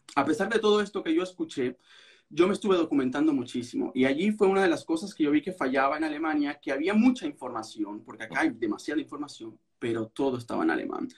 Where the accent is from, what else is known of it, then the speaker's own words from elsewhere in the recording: Venezuela; moved away as an adult; now in Berlin, Germany; yo soy abogado venezolano